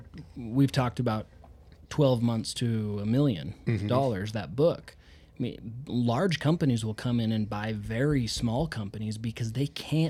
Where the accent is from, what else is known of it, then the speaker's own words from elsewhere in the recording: Idaho, United States; I'm from Idaho.